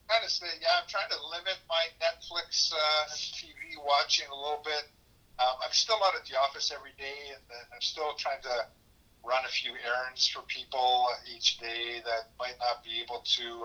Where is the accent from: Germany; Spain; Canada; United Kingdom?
Canada; as a Canadian